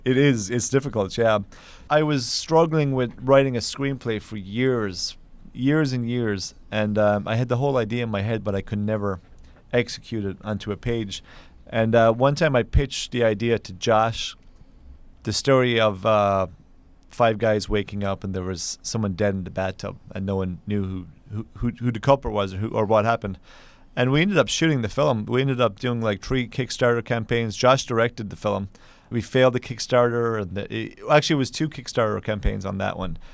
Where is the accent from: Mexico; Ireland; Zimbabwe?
Ireland; Kerry, Munster; now in New York, United States; I'm from Ireland originally, and, uh, I, I'm from a place called Kerry